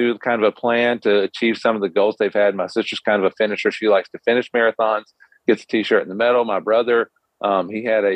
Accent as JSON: {"language": "English", "region": "North Carolina", "country": "United States", "tie": "born or raised there", "said": "I kind of grew up in North Carolina. I've been here my entire life."}